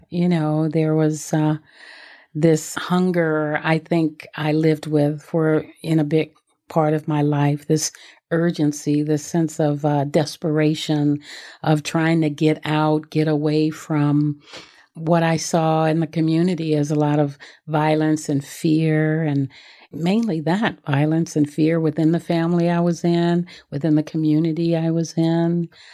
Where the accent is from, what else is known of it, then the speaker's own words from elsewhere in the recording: Los Angeles, California, United States; I grew up in South Central Los Angeles